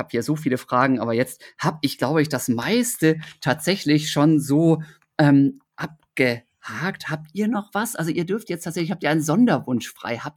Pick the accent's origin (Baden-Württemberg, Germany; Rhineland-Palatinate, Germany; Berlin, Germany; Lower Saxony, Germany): Lower Saxony, Germany; Osnabrück; ich bin in, in Osnabrück in Niedersachsen ja aufgewachsen.